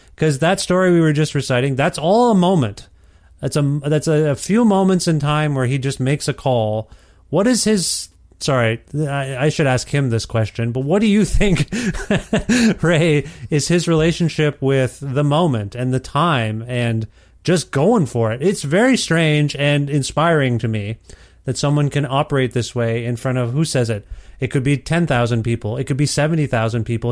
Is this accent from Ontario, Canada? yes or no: yes; Ontario, Canada; moved away; also born or lived in Guelph, Ontario; I'm from Ontario originally, and I lived in Guelph, Ontario